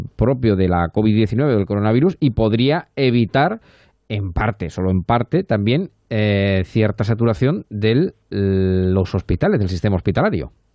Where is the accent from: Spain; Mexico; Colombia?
Spain; Castilla-La Mancha; somos los dos manchegos y nos entendemos con ese tipo de expresiones